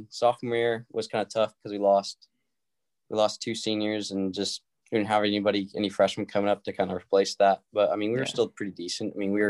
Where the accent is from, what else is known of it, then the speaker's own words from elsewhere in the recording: Fresno, California, United States; also born or lived in Clovis, California; I'm born and raised in Fresno, California, but I live in Clovis now. It's just a little town outside of it